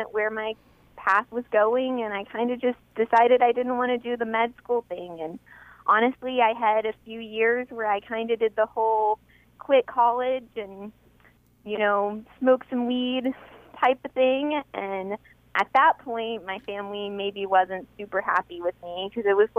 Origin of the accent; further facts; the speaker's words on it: hometown hit by Hurricane Harvey, Texas, United States; I graduated right around the time Hurricane Harvey hit. Huh. So that, rolled through and wiped out my hometown